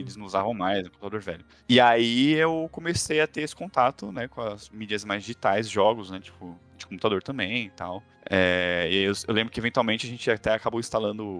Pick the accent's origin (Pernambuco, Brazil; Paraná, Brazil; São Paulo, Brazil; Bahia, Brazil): São Paulo, Brazil; also born or lived in London; Eu sou de São Paulo